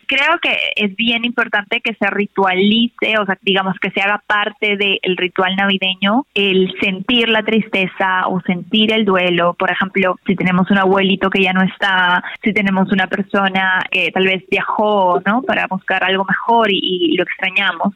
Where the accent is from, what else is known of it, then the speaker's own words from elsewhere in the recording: Peru; now in Mexico; yo soy de Perú, pero yo vivo en México ahora